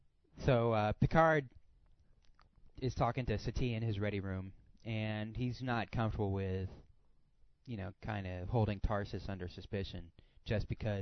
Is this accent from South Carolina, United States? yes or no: yes; South Carolina, United States; I'm from South Carolina.